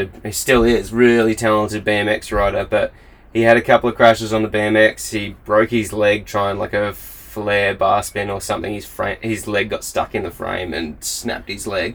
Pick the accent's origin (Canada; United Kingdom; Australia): Australia; moved away as an adult; now in Queenstown, New Zealand; as an Australian